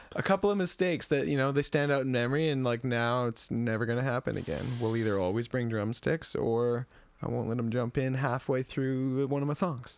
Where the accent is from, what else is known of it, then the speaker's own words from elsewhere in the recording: Edmonton, Alberta, Canada; moved away as an adult; also born or lived in Victoria; my hometown of Edmonton